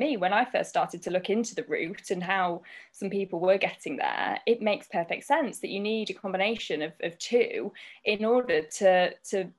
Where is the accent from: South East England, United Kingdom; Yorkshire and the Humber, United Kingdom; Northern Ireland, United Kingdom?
Yorkshire and the Humber, United Kingdom; Grimsby; I'm born and bred in Grimsby